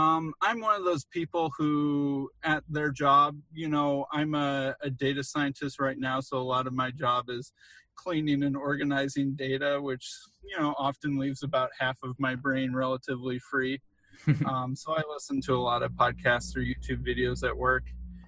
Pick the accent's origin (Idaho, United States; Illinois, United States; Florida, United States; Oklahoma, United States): Illinois, United States; Chicago; We're both from the Chicago area.